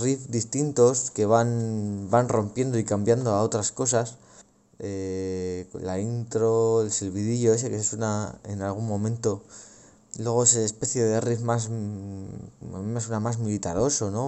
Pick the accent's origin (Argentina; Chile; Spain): Spain; Logroño, La Rioja; aquí en, en Logroño, en mi ciudad natal